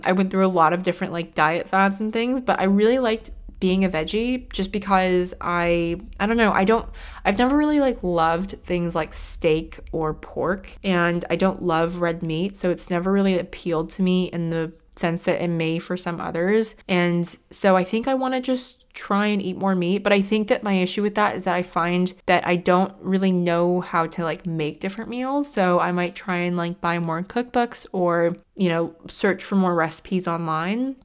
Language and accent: English; United States; now in United Kingdom; being an American coming from the States